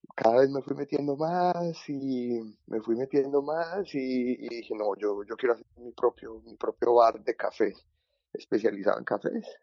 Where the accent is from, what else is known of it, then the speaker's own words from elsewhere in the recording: Medellín, Antioquia, Colombia; moved away as an adult; now in Vienna, Austria; esa fue un poquito mi, mi infancia y mi adolescencia, en la Medellín de los ochentas y de los noventas